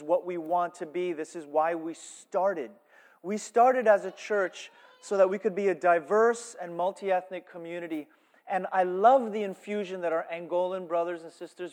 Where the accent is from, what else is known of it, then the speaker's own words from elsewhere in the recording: United States; I'm American